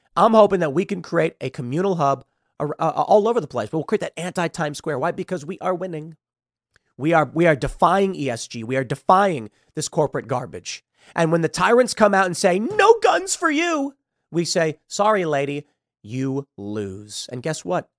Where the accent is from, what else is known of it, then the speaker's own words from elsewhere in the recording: Chicago, Illinois, United States; growing up in Chicago